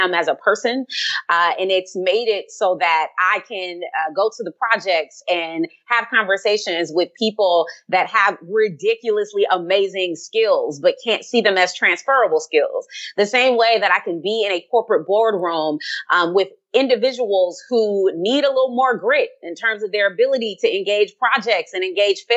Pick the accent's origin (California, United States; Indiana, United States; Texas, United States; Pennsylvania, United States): California, United States; Compton; growing up in Compton, California